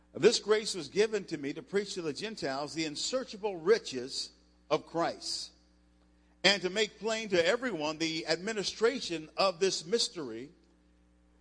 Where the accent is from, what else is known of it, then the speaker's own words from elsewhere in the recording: Cincinnati, Ohio, United States; moved away as an adult; also born or lived in Las Cruces, New Mexico; I grew up in Cincinnati, and I was at New Mexico State in college on a scholarship.